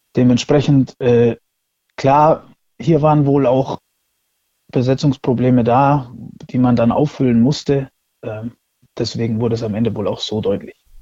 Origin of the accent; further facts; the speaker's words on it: Würzburg, Bavaria, Germany; ich komme aus Würzburg und der Dörbach